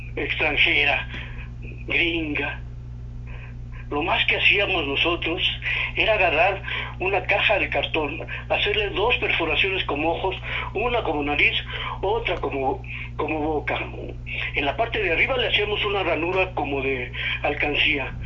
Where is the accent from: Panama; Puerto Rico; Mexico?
Mexico; Mexico City; yo desde mi infancia, yo nací en Tepito